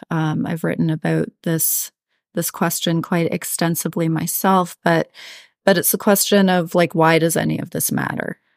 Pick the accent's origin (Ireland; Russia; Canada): Canada; I'm Canadian